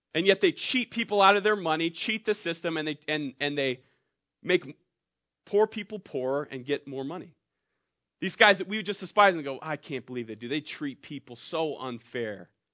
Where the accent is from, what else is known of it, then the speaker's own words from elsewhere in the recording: Lebanon, Oregon, United States; also born or lived in Bend, Oregon / Prineville, Oregon / Bay Area, California; I'm from Lebanon